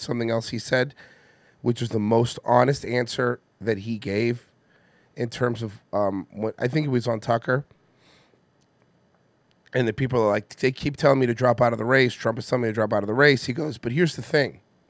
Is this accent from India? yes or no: yes; India; Let me tell you. I'm Indian. My parents weren't happy about it.